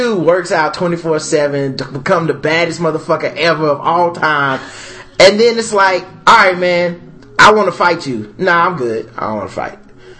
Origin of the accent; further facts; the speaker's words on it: United States; since we're American